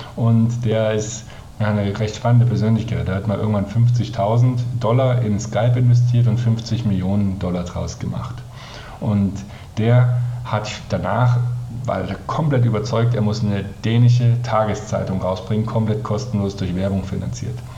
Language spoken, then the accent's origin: German; Germany; als Deutscher